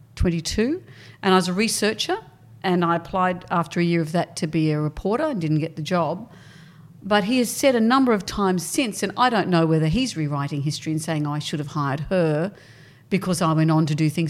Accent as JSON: {"language": "English", "town": "Sydney", "region": "New South Wales", "country": "Australia", "tie": "born or raised there", "also_born_or_lived": "Brisbane / Perth", "said": "we came to Sydney when I was probably in fifth class"}